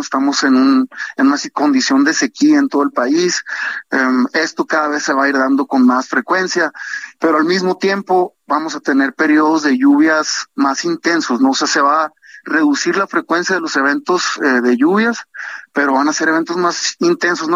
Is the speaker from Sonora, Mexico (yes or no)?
yes; Sonora, Mexico; yo soy de Sonora